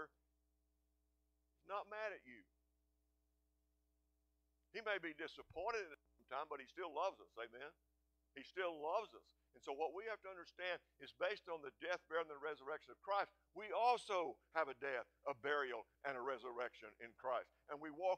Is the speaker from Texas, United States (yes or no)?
yes; Seminole, Texas, United States; I grew up in small town USA. I grew up in Seminole, Texas.